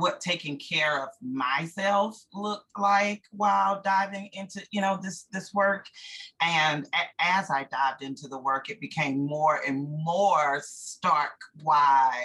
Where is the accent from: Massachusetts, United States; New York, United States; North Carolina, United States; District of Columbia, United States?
North Carolina, United States; Durham; also born or lived in Prince George's County, Maryland; I was not born here, but I've been here my entire life.